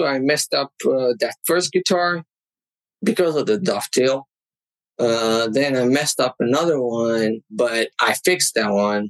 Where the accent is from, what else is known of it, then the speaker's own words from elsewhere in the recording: Targoviste, Dâmbovița County, Romania; English is a second language; now in China; There's this little town called Tugovice, associated with Dracula.